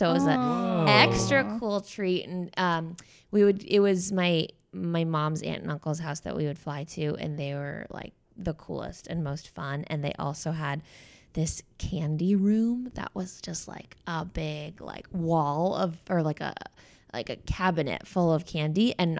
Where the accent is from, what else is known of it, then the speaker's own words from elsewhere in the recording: San Francisco, California, United States; I'm from Northern California. I'm from San Francisco, but we would fly to Los Angeles to have Thanksgiving with my extended family